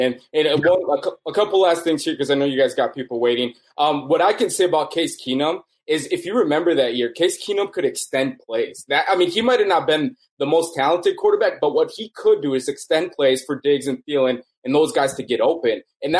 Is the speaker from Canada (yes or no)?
no; Los Angeles, California, United States; I'm from Los Angeles, so I was a Lakers Dodgers fan from the early start